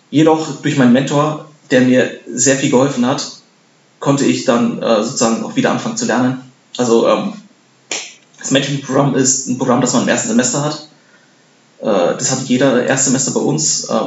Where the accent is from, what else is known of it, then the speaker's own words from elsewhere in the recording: Bavaria, Germany; now in Darmstadt, Germany; zum einen wollte ich äh, in der Nähe studieren, wo ich aufgewachsen bin. Ich komme aus Bayern.